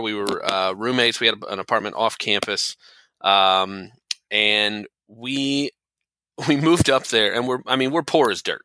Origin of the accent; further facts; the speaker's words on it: Tampa, Florida, United States; moved away as an adult; also born or lived in Kentucky; I grew up and lived in the Tampa area my whole life